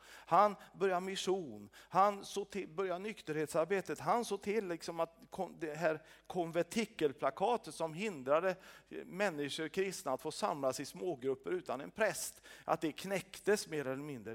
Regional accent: Sweden; som svensk

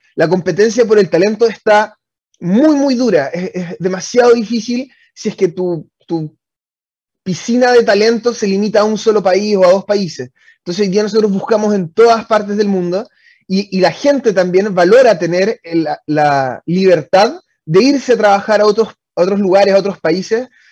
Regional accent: Osorno, Los Lagos, Chile; moved away as an adult; also born or lived in Santiago, Chile; yo soy de Osorno originalmente. Eso significa que cuando me vine a Santiago a estudiar

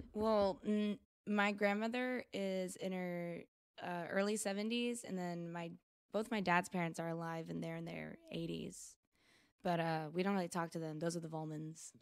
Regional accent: United States; I am American

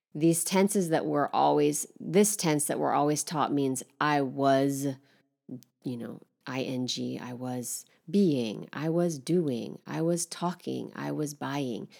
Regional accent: Northern California, United States; moved away as an adult; now in Paris, France; I'd say I'm from Northern California, but I live in Paris

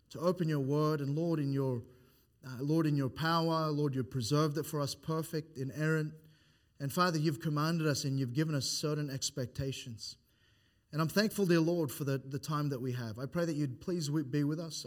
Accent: Philippines; now in Australia; I am Philippine Islands

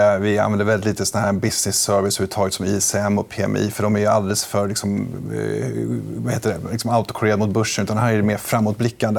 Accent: Sweden; som svensk

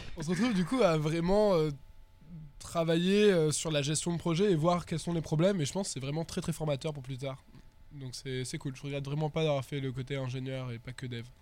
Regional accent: Perpignan, Occitania, France; moved away; also born or lived in Toulouse; je viens du sud, je viens de Perpignan

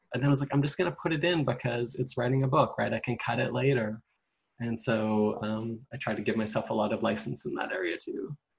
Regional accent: Vancouver Island, British Columbia, Canada; I grew up on Vancouver Island.

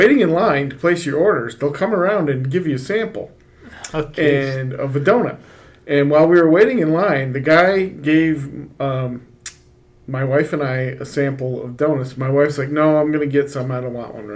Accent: Rochester, New York, United States; Rochester, my hometown.

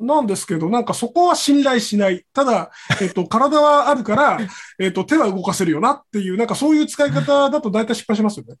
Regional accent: Kagoshima, Japan; moved away as an adult; now in Tokyo, Japan; 僕も鹿児島出身としては

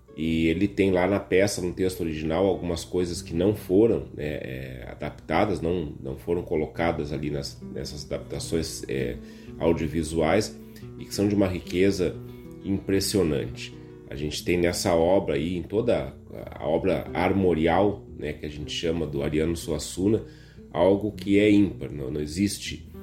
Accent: Viamão, Rio Grande do Sul, Brazil; Viamão, minha cidade natal querida

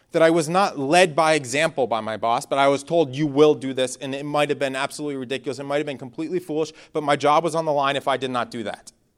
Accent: Northeast, United States; moved away as an adult; I'm from the Northeast, so bonfires is something you do every weekend.

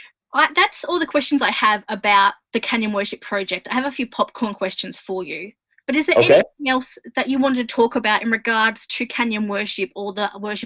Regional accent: Australia; you can tell that I'm Australian

